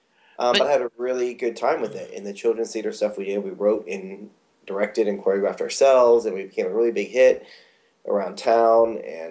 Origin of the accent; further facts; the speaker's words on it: Florida, United States; And of course, growing up in Florida, we saw snow once. It was like a miracle on Christmas.